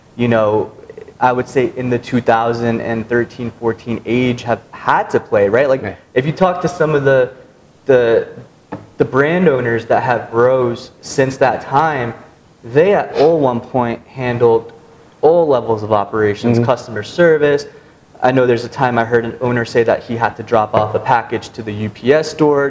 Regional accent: United States; integrated into American society, born here

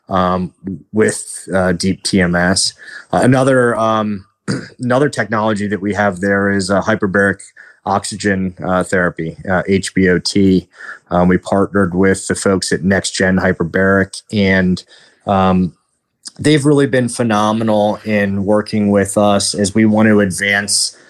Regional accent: Washington, District of Columbia, United States; moved away; I'm originally from Washington, D.C.

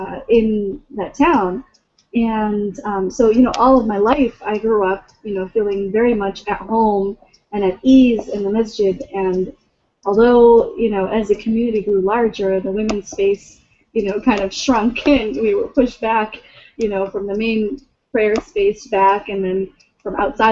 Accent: Lansing, Michigan, United States; born there; No, I was born in Lansing.

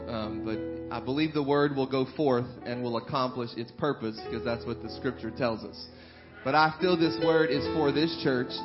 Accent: New Orleans, Louisiana, United States; also born or lived in Breaux Bridge, Louisiana; I spent the majority of my life um, in the New Orleans metro area

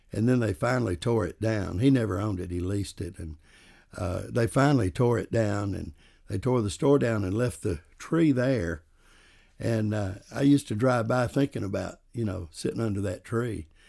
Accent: the South, United States; accent: southern; my southern accent

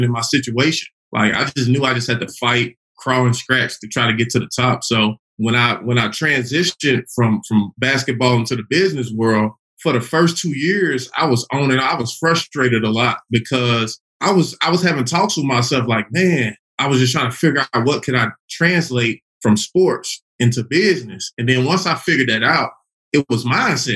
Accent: Chattanooga, Tennessee, United States; also born or lived in Little Rock, Arkansas; now in Atlanta, United States; I'm originally from Chattanooga, Tennessee.

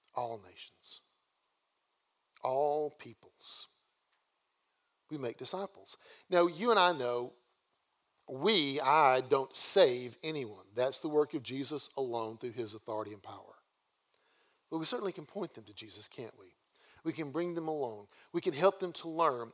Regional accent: the American South, United States; we Southerners

